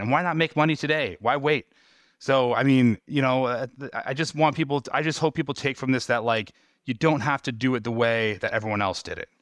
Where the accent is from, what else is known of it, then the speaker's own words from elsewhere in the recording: New York, United States; moved away; my hometown in New York